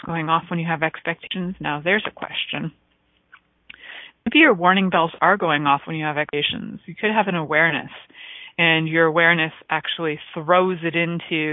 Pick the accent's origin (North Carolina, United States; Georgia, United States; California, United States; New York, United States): New York, United States; New York City; accent: Bronx; my accent would go to Bronx for sure